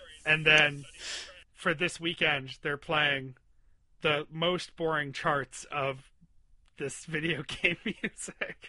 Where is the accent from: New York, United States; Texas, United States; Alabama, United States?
New York, United States; Western; where I was growing up in Western New York